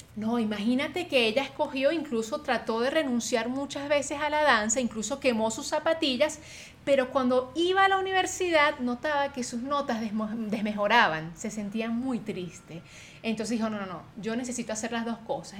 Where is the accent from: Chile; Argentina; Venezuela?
Venezuela; moved away; Adri y yo, que venimos de Venezuela